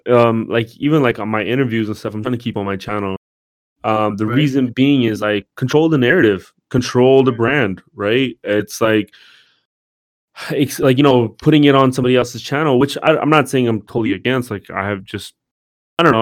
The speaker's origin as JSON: {"language": "English", "town": "Hayward", "region": "California", "country": "United States", "tie": "born or raised there", "said": "growing up in Hayward, California"}